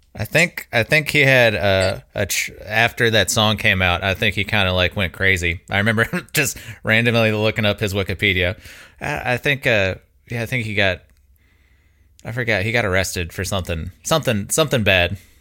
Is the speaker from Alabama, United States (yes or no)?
yes; Mobile, Alabama, United States; now in Birmingham, United States; growing up in Mobile, like Pensacola is forty five minutes away